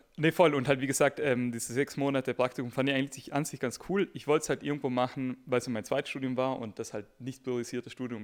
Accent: South Tyrol, Trentino-Alto Adige, Italy; moved away as an adult; now in Munich, Germany; ich komme nämlich aus Südtirol, ähm, nach München gekommen.

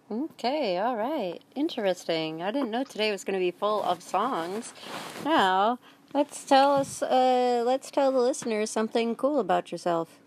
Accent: Wisconsin, United States; Well, Ponyland is where I'm staying right now, but I'm actually from Wisconsin.

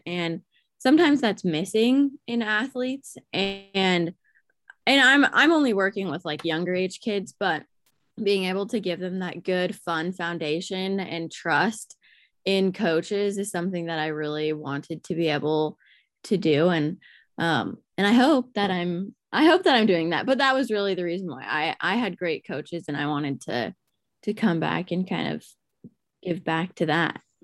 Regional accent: Alaska, United States; I grew up in Alaska. Um, I was born and raised here

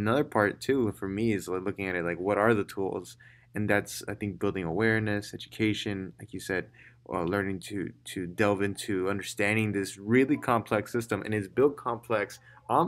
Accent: Chicago, Illinois, United States; I'm from Little Village, it changed everything that I am

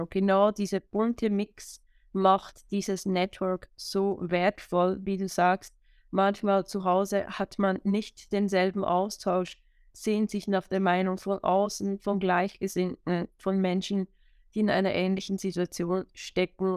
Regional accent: Switzerland; Wo ich herkomme, hört man wahrscheinlich, sobald ich mehr als drei Worte sage. Ich bin aus der schönen Schweiz

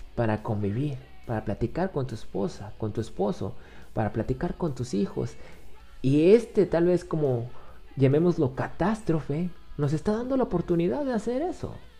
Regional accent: Mexico; soy de México

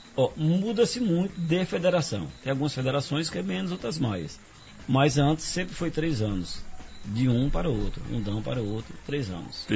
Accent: Bom Jesus da Lapa, Bahia, Brazil; moved away as an adult; now in Serra do Ramalho, Brazil; Eu nasci aqui em Serra do Ramalho, hum. me criei em Lapa e vivi no mundo

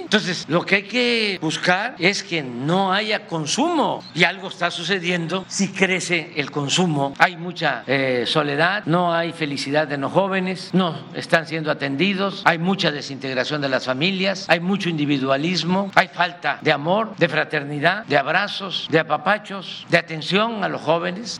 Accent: Tabasco, Mexico; aquí en mi tierra

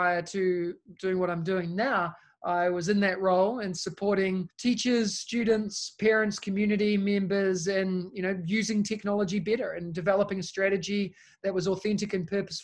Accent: New Zealand; moved away as an adult; now in Singapore; As you can tell by my accent, I'm originally from New Zealand.

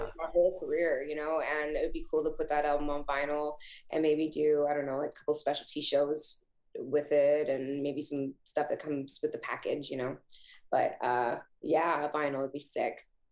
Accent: Canada; being Canadian

